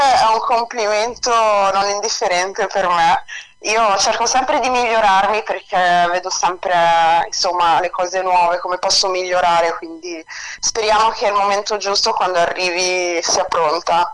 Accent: Italy; also born or lived in Switzerland / France; io sono cresciuta, sono cresciuta, in Italia

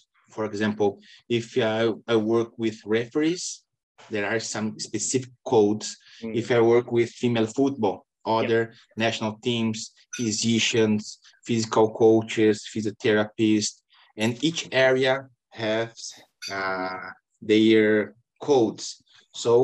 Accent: Brazil; I was born in Brazil

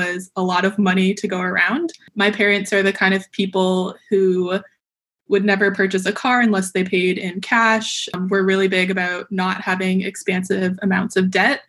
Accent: Brampton, Ontario, Canada; moved away as an adult; also born or lived in Waterloo, Canada; now in San Diego, United States; I was born and grew up in Brampton, so very familiar with the GTA area

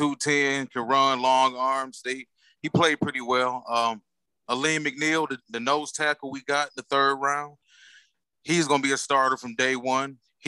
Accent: Detroit, Michigan, United States; Everybody know I'm here from Detroit. I'm representing the Detroit Lions.

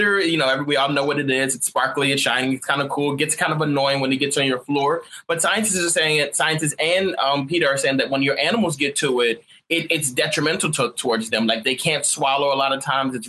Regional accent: Texas, United States; in Texas, my hometown

